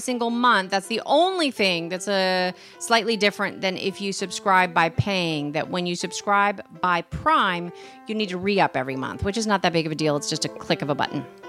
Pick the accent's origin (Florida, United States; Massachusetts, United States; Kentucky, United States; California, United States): Massachusetts, United States; Boston; accent: Boston; my Boston accent